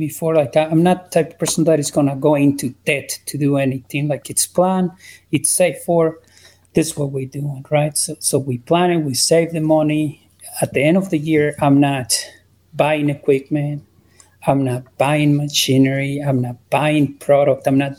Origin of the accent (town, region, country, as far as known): Mexico; also born or lived in Utah / Idaho; now in United States